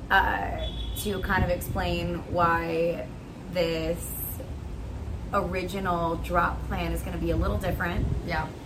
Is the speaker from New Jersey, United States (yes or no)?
yes; New Jersey, United States; I'm from New Jersey.